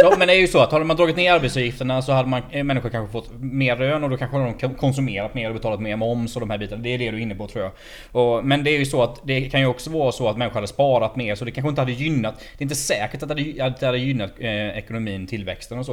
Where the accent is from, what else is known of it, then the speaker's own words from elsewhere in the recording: Småland, Sweden; Jag är ju smålänning